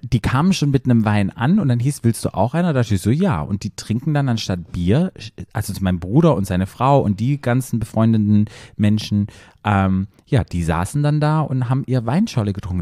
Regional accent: Black Forest, Baden-Württemberg, Germany; moved away; ich komme ja aus dem Dorf aus dem Schwarzwald

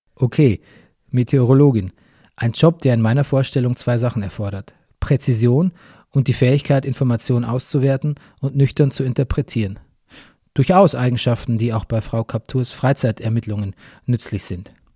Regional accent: Bavaria, Germany; in meiner Heimat Bayern

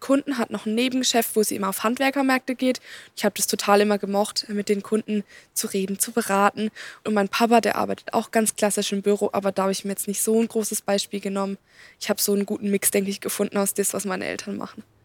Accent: Baden-Württemberg, Germany; ich komme auch hier aus der Region

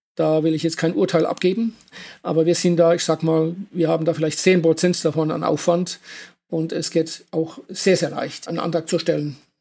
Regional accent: Germany; ich komme aus der Kurpfalz

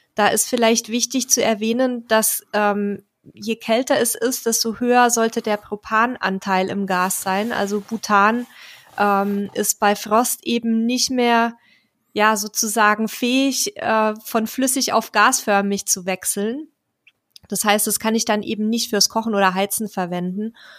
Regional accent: Bavaria, Germany; meine Heimat

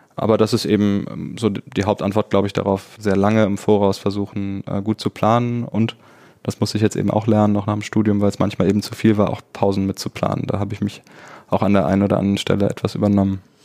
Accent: Dormagen, North Rhine-Westphalia, Germany; now in Cologne, Germany; ich bin ja in Dormagen groß geworden, aber lebe jetzt schon seit einigen Jahren in Köln

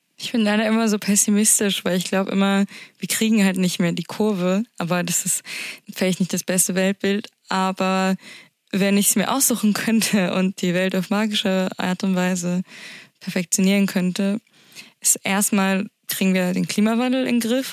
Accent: Berlin, Germany; Als Berlinerin

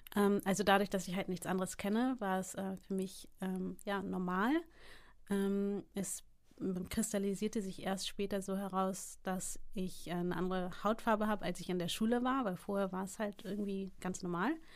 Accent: Hamburg, Germany; also born or lived in United States; in Hamburg geboren und aufgewachsen

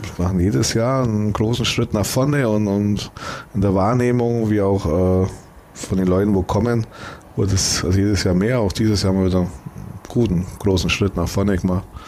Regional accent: Germany; Wenn man halt immer hier in, in Deutschland wohnt, dann sieht man es immer als, als, als Deutscher

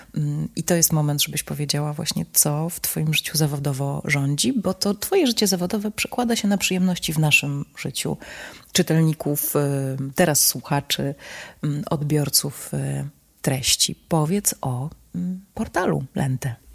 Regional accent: Warsaw, Masovian Voivodeship, Poland; also born or lived in Italy / Israel; Polka z Warszawy

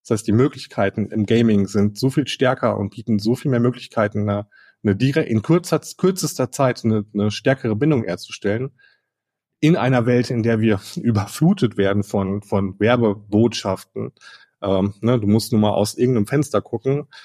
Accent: Ruhr area, North Rhine-Westphalia, Germany; ich bin ein Kind des Ruhrgebiets

